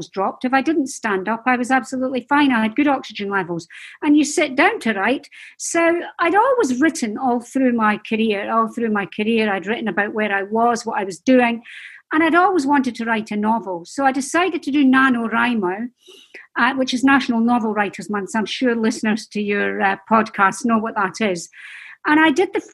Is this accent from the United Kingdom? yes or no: yes; Dundee, Scotland, United Kingdom; I'm Scottish and we're not famed for our patience, I have to say, up in Scotland, especially in Dundee